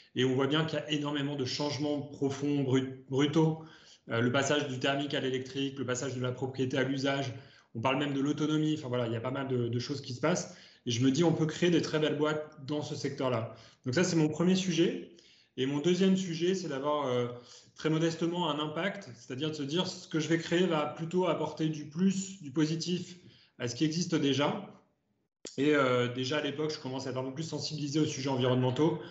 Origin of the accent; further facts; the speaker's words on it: Ardèche, Auvergne-Rhône-Alpes, France; je viens d'Ardèche. Donc, euh, ma première voiture, c'était en Ardèche quand j'avais juste eu mon permis à 18 ans